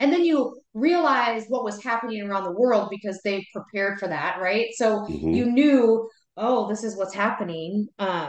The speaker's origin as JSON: {"language": "English", "region": "the South", "country": "United States", "accent": "Southern", "said": "Because of my Southern accent."}